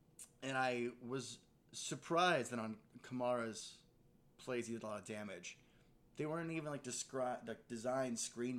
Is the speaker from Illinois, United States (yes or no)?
yes; Chicago suburbs, Illinois, United States; also born or lived in East Coast; growing up in the Chicago suburbs